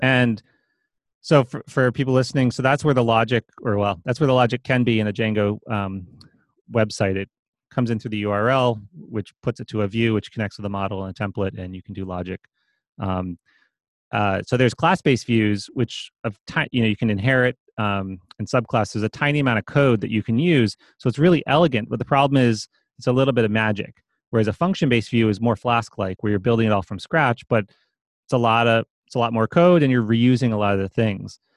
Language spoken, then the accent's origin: English; East Coast, United States; moved away as an adult; I grew up on the East Coast